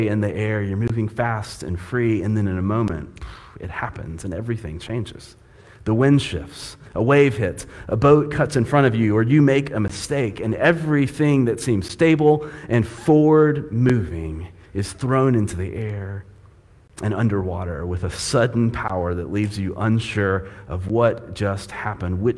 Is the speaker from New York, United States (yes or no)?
no; Panama City, Florida, United States; It's tough being a fair-skinned kid growing up in Florida